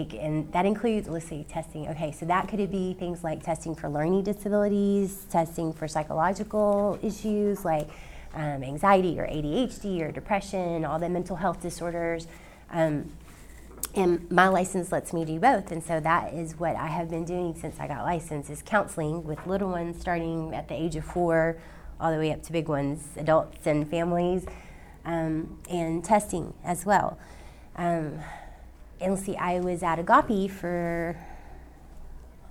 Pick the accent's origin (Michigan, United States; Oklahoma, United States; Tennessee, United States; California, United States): Tennessee, United States; Nashville; I grew up here in Nashville